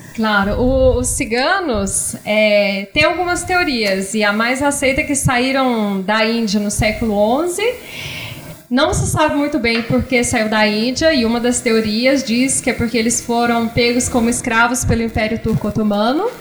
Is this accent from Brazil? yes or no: yes; Goiânia, Goiás, Brazil; moved away as an adult; also born or lived in São Paulo / France; now in Argentina; eu sou de Goiânia e eu fui estudar em São Paulo